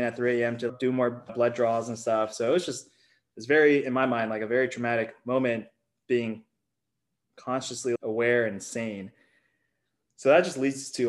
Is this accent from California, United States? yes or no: yes; Silicon Valley, California, United States; Being born and raised in Silicon Valley